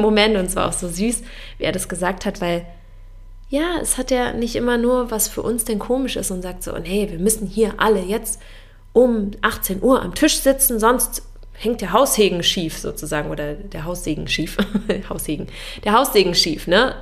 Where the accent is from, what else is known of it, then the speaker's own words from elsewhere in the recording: Germany; bei uns in Deutschland